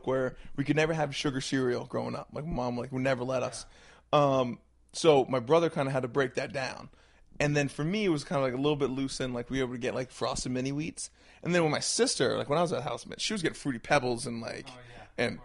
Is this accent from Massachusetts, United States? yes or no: no; Brunswick, Maine, United States; I grew up in Brunswick, Maine. Okay. I was born and raised right there.